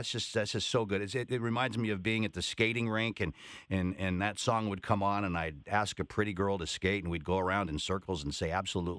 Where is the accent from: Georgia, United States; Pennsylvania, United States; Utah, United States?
Utah, United States; Salt Lake City; I grew up in Salt Lake City, which is a pretty conservative place